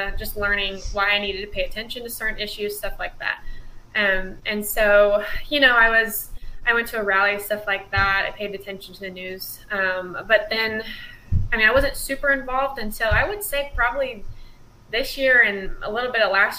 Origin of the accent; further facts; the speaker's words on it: Illinois, United States; moved away; I'm from Illinois, and we have like a community college